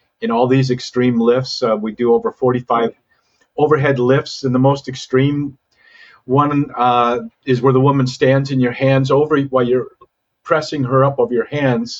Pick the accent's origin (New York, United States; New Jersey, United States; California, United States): California, United States; Santa Cruz; also born or lived in the Dakotas / Malibu, California / Hawaii; I was actually raised in Santa Cruz, California, and began to surf there